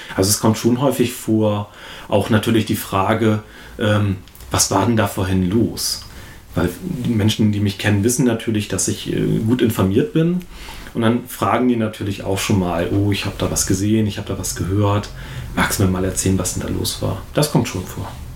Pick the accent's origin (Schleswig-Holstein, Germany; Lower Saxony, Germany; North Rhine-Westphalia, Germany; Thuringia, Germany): Lower Saxony, Germany; Achim; Achim ist natürlich ein Dorf. Ich bin zwar nicht in Achim geboren, aber hier aufgewachsen, zur Schule gegangen.